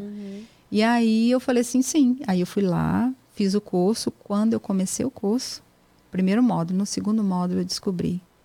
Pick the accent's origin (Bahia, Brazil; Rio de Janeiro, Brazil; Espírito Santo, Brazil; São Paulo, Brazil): Espírito Santo, Brazil; moved away as an adult; also born or lived in Serra, Brazil / Jaguaré, Brazil; now in United States; nasci no Espírito Santo, né? E ali eu morei até eu vir para cá. Então eu sou do Espírito Santo